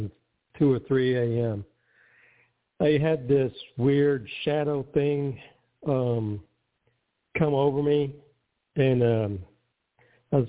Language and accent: English; Oklahoma, United States; I'm from Oklahoma